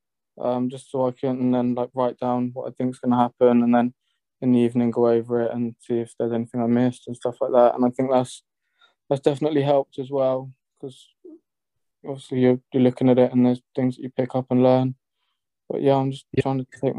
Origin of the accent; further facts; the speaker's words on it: Bournemouth, South West England, United Kingdom; I'm from Bournemouth